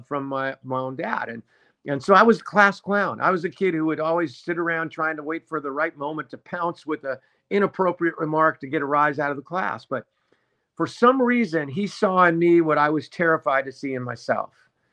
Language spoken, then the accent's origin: English; Los Angeles, California, United States; I grew up in Southern California in the San Fernando Valley